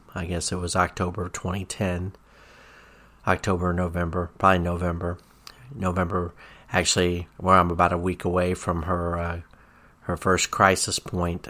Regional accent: Tennessee, United States; when I was growing up in Tennessee

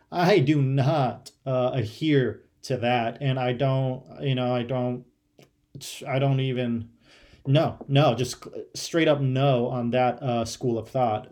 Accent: Ohio, United States; moved away; growing up in Ohio

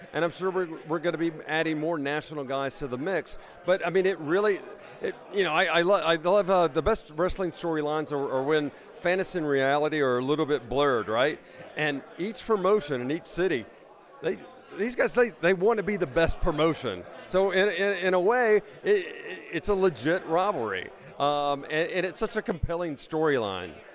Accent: Memphis, Tennessee, United States; moved away; I grew up in Memphis

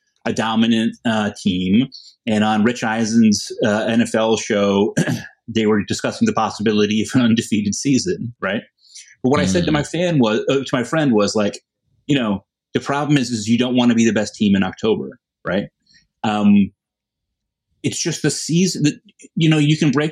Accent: Connecticut, United States; I'm from Connecticut

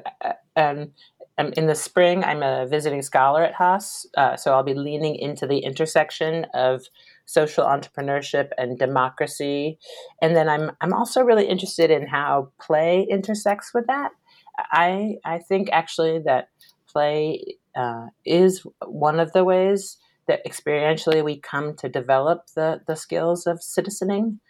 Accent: Washington, District of Columbia, United States; I grew up in Washington, D.C.

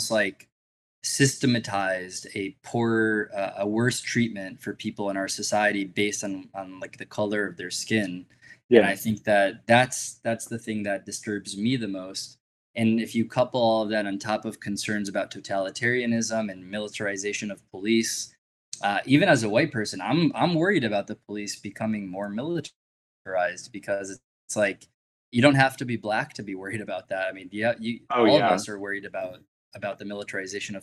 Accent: Israel; moved away; as a Jewish person, I grew up in Israel

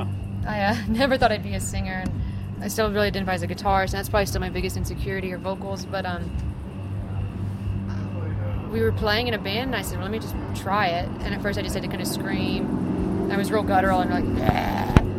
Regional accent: West Columbia, Texas, United States; I grew up in a very small hick town in Texas.

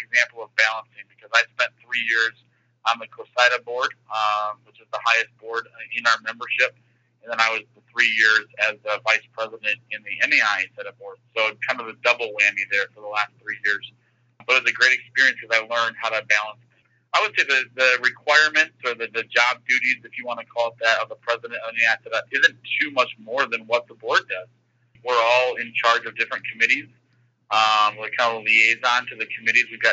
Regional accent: Grand Rapids, Michigan, United States; also born or lived in Ohio; I'm from Grand Rapids, outside of Grand Rapids, where I graduated from, originally from Ohio, so I've still got those Ohio Buckeye roots to me

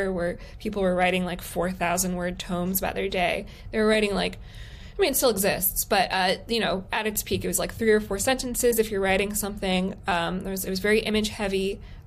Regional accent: Palm Beach, Florida, United States; I'm from Palm Beach

